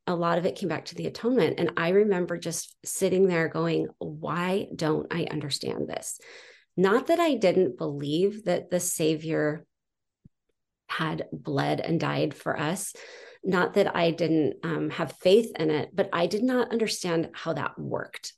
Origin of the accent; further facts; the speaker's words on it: San Juan Capistrano, California, United States; now in Utah, United States; I grew up in San Juan Capistrano.